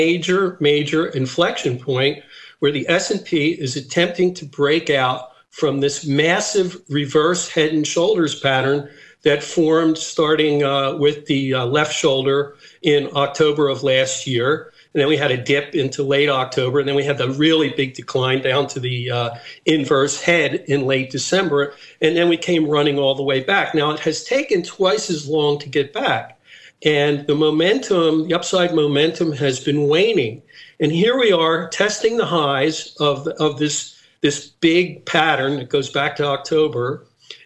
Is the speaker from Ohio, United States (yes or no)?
no; Philadelphia, Pennsylvania, United States; moved away as an adult; also born or lived in Nice, France / Split, Croatia; my hometown of Philadelphia